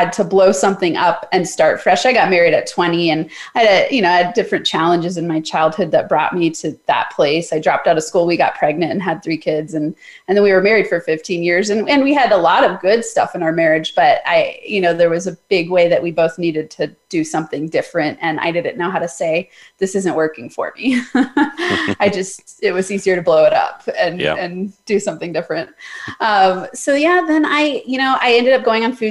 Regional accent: Summit County, Colorado, United States; also born or lived in Denver, Colorado / Boulder, Colorado; I was born in Denver, but I grew up in Summit County. So what everyone knows as Breckenridge, Keystone, Copper Mountain

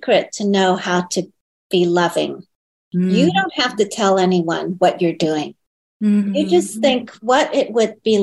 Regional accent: California, United States; first language Chinese; English is a second language; also born or lived in Hong Kong; Yeah, I was born in Hong Kong. I was a baby when I came over. I was like 18 months old. But grew up in America

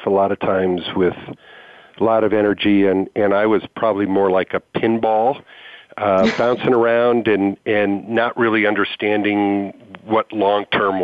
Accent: Michigan, United States; now in Portland, United States; I grew up in Michigan

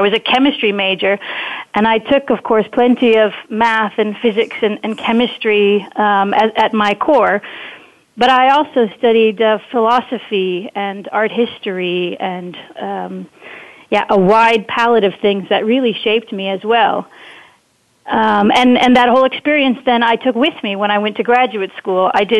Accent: Wisconsin, United States; moved away as an adult; also born or lived in Netherlands; now in Enschede, Netherlands; perhaps they can already hear it in my accent, but maybe it's important that I share that I'm actually an American transplant in Europe, originally from Wisconsin. I've been living on this side of the pond for 20 years already

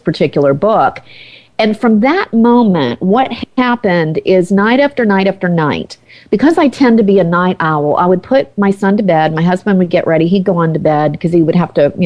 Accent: the South, United States; moved away as an adult; I grew up in the South

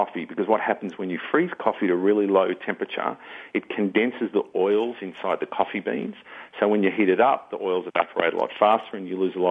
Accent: Melbourne, Victoria, Australia; moved away as an adult; now in Atlanta, United States; I'm actually originally from Australia, born and raised in Melbourne, Victoria

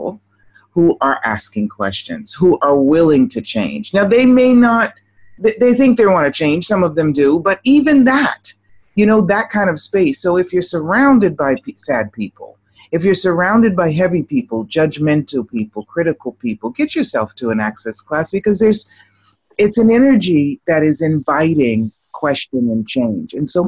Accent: Boston, Massachusetts, United States; now in Rome, Italy; I grew up in Boston, Massachusetts.

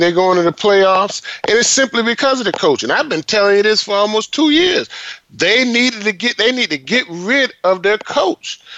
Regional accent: Florida, United States; I'm from Florida

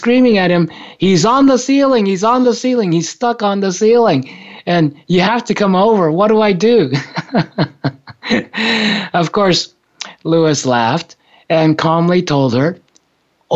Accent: Japan; moved away; when I was growing up in Japan

